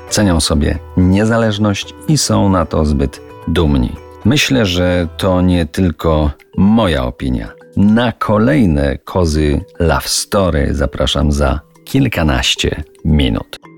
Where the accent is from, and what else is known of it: Kozy, Silesian Voivodeship, Poland; born or raised there